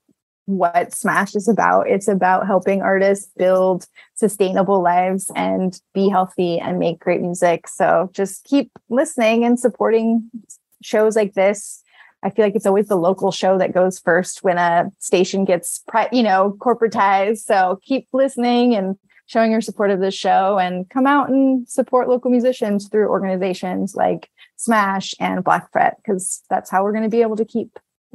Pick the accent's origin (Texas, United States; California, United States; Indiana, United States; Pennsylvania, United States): Texas, United States; Abilene; moved away; I'm from Abilene, Texas.